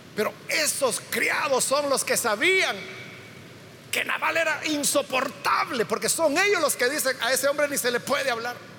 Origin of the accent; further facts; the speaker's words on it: El Salvador; todos somos salvadoreños